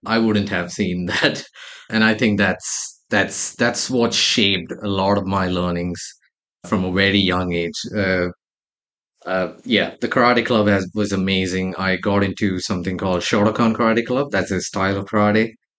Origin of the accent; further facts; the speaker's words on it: Saudi Arabia; growing up in Saudi Arabia, like one of the first things my parents always made sure was discipline early on in life.